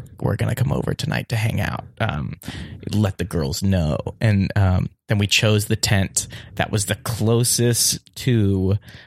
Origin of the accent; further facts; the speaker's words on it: Pasadena, California, United States; I'm from here. I'm from Los Angeles, Pasadena raised